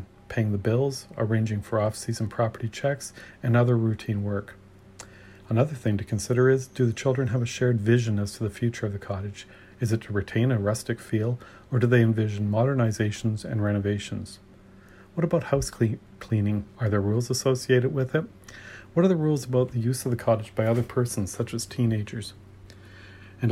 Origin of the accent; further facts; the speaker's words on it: Ontario, Canada; I'm from Ontario